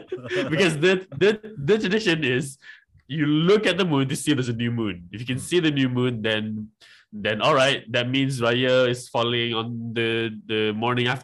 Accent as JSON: {"language": "English", "country": "Malaysia", "said": "I am from Malaysia."}